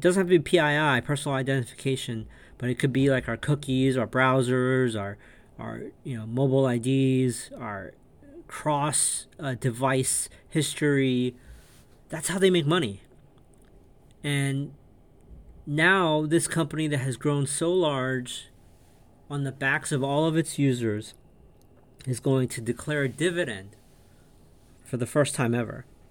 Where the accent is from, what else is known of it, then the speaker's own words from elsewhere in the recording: New York, United States; also born or lived in an Asian country; I grew up in New York, latchkey kid, uh, immigrated from um, an Asian country